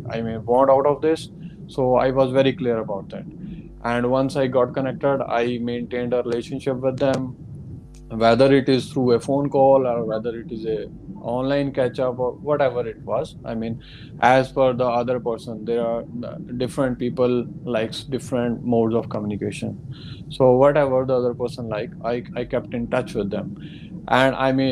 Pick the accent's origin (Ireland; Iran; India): India; moved away as an adult; also born or lived in Melbourne, Australia; now in Orange, Australia; I'm from India, I'm planning to come to Australia